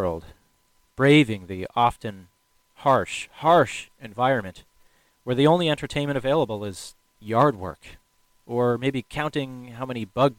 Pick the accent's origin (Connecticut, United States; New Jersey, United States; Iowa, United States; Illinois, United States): Illinois, United States; Chicago; now in Washington State, United States; I grew up in Chicago, Illinois